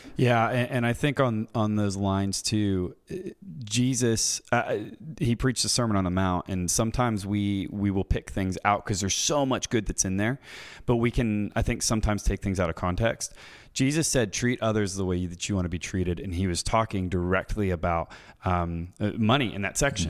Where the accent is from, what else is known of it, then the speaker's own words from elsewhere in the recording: United States; growing up in the West, in America, people like myself